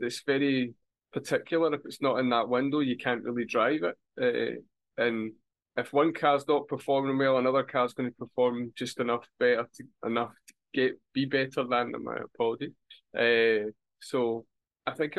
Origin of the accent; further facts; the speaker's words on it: Scotland, United Kingdom; as a Scotsman